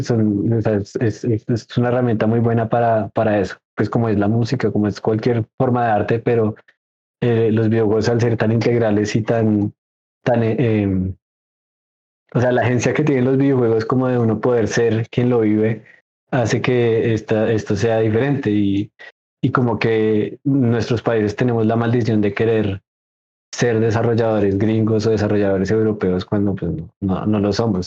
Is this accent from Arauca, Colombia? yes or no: no; Bogotá, Colombia; yo soy de Bogotá, Colombia